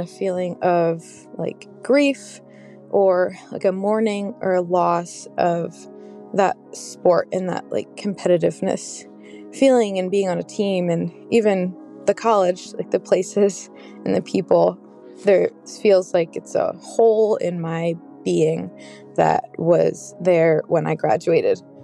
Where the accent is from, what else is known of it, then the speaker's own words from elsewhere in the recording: Connecticut, United States; I am from Connecticut, and I'm a recent grad from college.